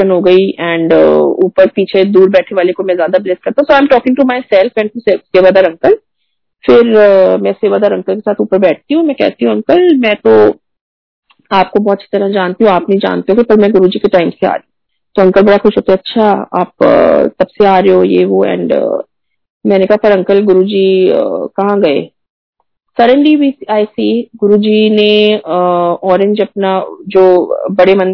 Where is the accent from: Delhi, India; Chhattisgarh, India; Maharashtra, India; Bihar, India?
Maharashtra, India; Pune; मैं पुणे से हूँ आप uh, गुड़गांव से हो और हम कैसे रामगढ़ में मिले हैं